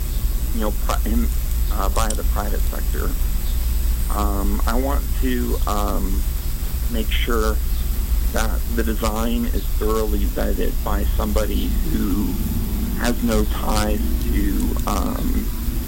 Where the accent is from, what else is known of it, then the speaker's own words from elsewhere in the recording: Albuquerque, New Mexico, United States; moved away as an adult; also born or lived in Seattle / Florida; I grew up in Albuquerque, New Mexico